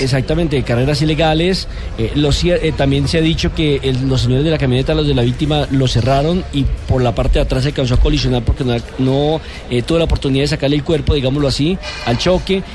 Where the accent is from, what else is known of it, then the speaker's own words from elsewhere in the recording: Colombia; nosotros los colombianos